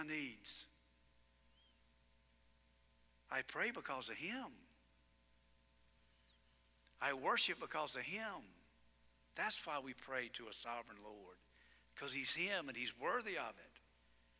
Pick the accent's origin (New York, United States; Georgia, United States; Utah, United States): Georgia, United States; I am from Georgia.